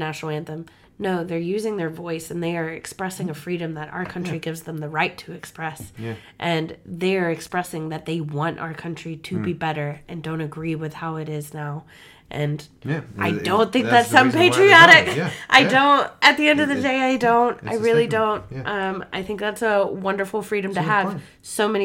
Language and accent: English; Mississippi, United States; moved away as an adult; now in New Zealand; I'm from Mississippi